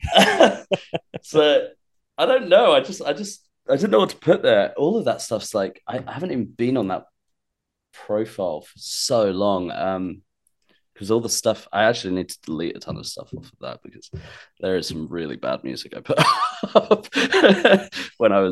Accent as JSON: {"language": "English", "town": "Portsmouth", "region": "South East England", "country": "United Kingdom", "moved": "as an adult", "lives_now": "London, United Kingdom", "said": "I'm from Portsmouth"}